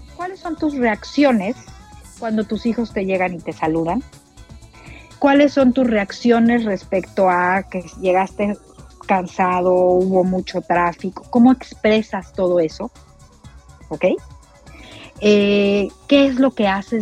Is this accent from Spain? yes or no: no; Mexico; para nosotros como mexicanos